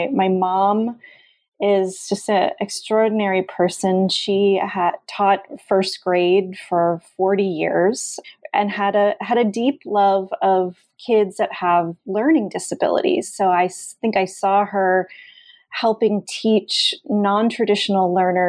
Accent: Allentown, Pennsylvania, United States; I grew up in Allentown, Pennsylvania, which is a little town quite near Philadelphia

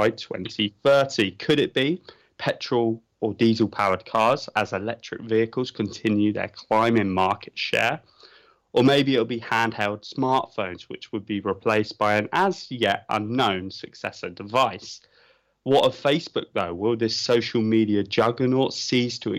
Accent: United Kingdom; I'm British

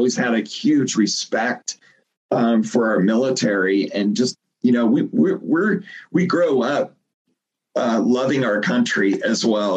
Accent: Lincoln, Nebraska, United States; moved away; I came from Lincoln, Nebraska. I grew up in Nebraska in the heartland

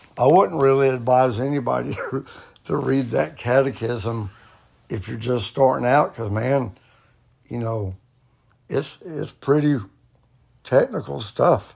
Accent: Eastlake, United States; I was born and raised in Eastlake

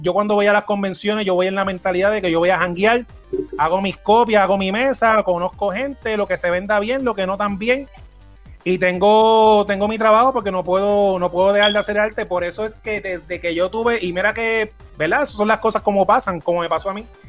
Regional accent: Puerto Rico

